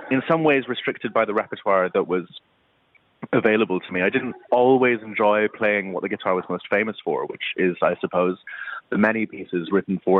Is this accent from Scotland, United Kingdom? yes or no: yes; Edinburgh, Scotland, United Kingdom; growing up in Edinburgh in the '90s, it was a pretty white place to be. There weren't many Asians in my school, and of course, being half Asian in that context meant I was fully Asian.